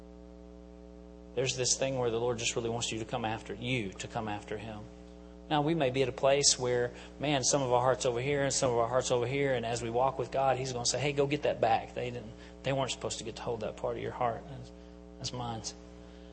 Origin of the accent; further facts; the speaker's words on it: Enola, Pennsylvania, United States; I'm from Enola